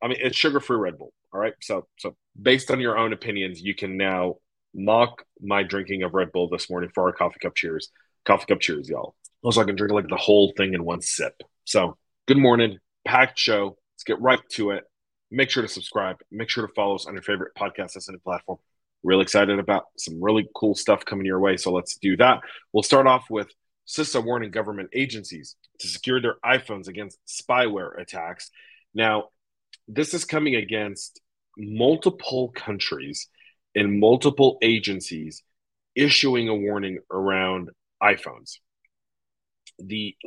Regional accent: Denver, Colorado, United States; moved away; I'm coming to you a mile above sea level in my hometown of Denver, Colorado

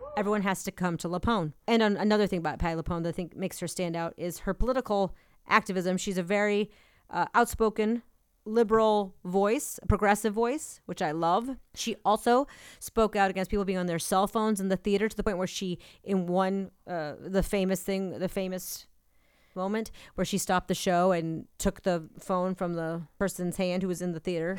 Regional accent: New England, United States; I'm from New England

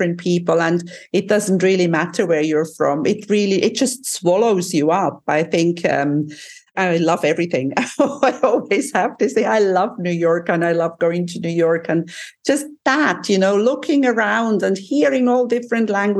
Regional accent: Switzerland; moved away; I'm from Switzerland

